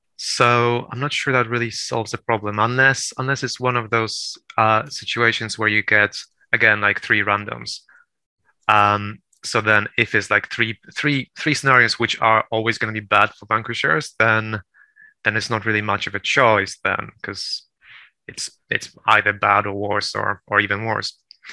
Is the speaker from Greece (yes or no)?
no; Poland; also born or lived in United Kingdom; Well, no, I'm Polish, actually. I'm well. So.